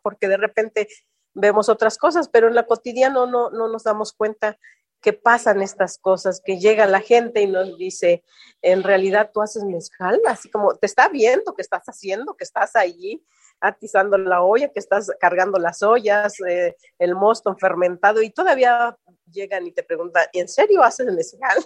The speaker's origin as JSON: {"language": "Spanish", "region": "Oaxaca", "country": "Mexico", "said": "ser oaxaqueña mexicana"}